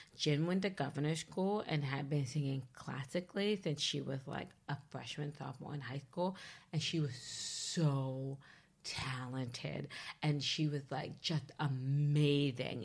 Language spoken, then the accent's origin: English; Leesburg, Virginia, United States; Leesburg, Virginia. So I'm from Northern Virginia, but, like, the southernmost tip of Northern Virginia